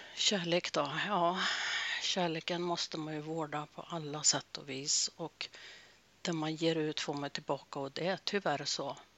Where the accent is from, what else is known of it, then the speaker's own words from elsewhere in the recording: Norrbotten County, Sweden; Jag är född i Norrbotten